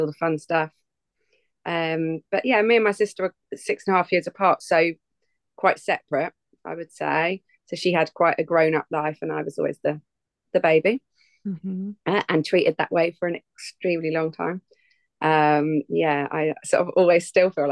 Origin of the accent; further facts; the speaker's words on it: England, United Kingdom; I am from England, mighty England. Down south